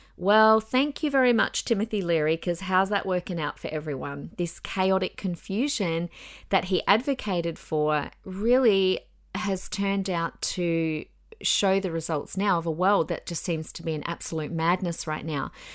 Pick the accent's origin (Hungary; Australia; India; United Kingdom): Australia; I'm an Australian citizen